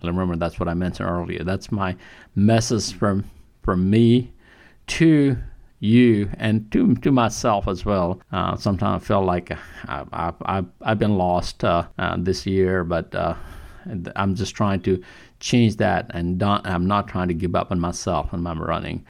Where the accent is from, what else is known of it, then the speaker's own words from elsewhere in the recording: Kathmandu, Bagmati, Nepal; moved away; I'm from Nepal, from Kathmandu.